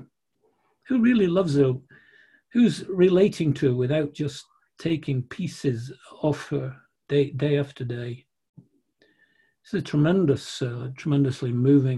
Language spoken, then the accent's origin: English; Manchester, North West England, United Kingdom; moved away; I'm a northerner from Manchester